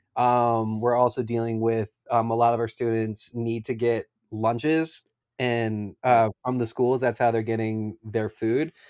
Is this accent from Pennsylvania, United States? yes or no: yes; Philadelphia, Pennsylvania, United States; I grew up in Philadelphia